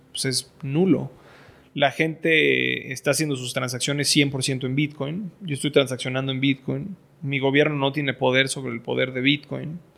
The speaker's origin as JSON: {"language": "Spanish", "country": "Venezuela", "said": "Entonces, en Venezuela lo que pasa es yo como, como venezolano no puedo"}